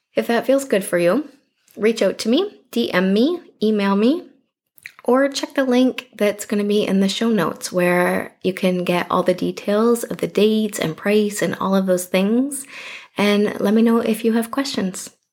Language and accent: English; Canada; I'm clearly Canadian